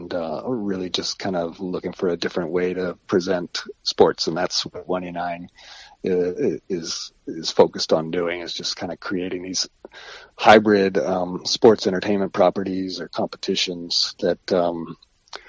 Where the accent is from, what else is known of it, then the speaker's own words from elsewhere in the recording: Ohio, United States; moved away as an adult; now in New York, United States; from being a kid growing up in Ohio